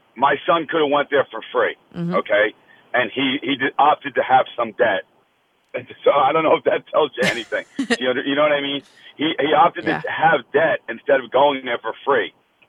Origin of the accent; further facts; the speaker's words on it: New Jersey, United States; I'm from New Jersey.